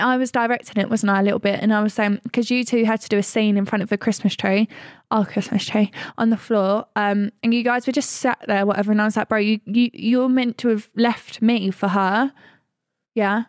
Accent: Essex, East of England, United Kingdom; we're from Essex

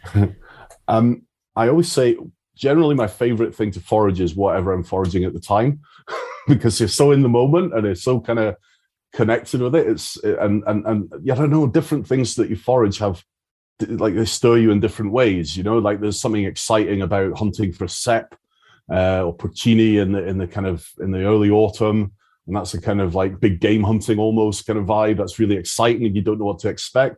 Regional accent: Isle of Arran, Scotland, United Kingdom; now in Galloway, United Kingdom; I grew up on the Isle of Arran, and uh, that's where I started

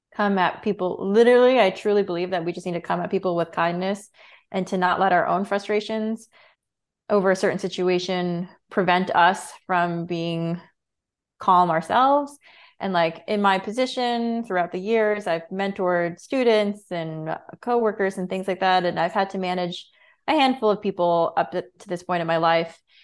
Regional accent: Rosendale, New York, United States; I grew up in Rosendale, New York

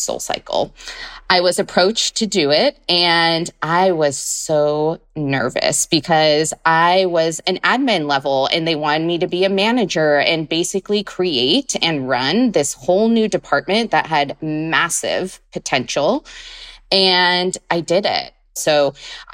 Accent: Central Valley, California, United States; moved away as an adult; also born or lived in Long Beach, United States / London, United Kingdom / New York, United States; go back either to California, to my hometown

